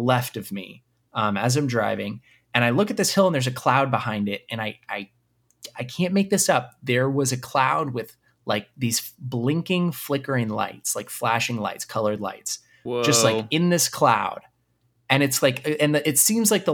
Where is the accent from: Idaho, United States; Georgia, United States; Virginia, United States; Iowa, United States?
Idaho, United States; Boise; now in California, United States; I'm from Boise, Idaho, like I told you earlier, and I live in California